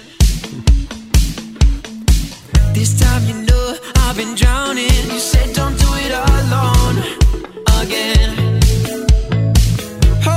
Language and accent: English; Central Coast of New South Wales, Australia; we are all from the Central Coast of New South Wales